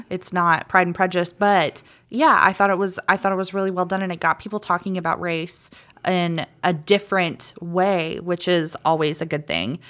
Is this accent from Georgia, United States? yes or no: yes; Macon, Georgia, United States; also born or lived in Claxton, Georgia; I lived right out, out, right outside of Macon when I grew up. I was born in Claxton, Georgia